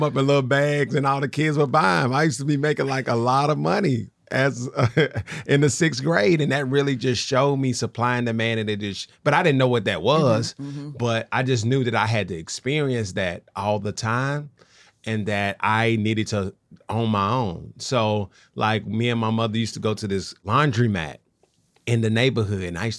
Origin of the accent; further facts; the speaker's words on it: Nashville, Tennessee, United States; And so my backstory is that I grew up in Nashville.